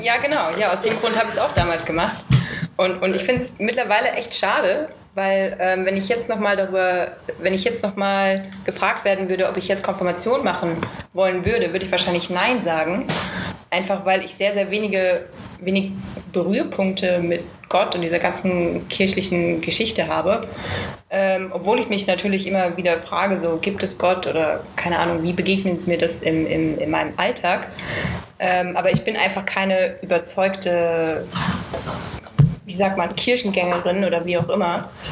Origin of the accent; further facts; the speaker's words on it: Bad Homburg, Hesse, Germany; Meine Heimatstadt, die hat auch ein Motto. Also, übrigens bin ich aus Bad Homburg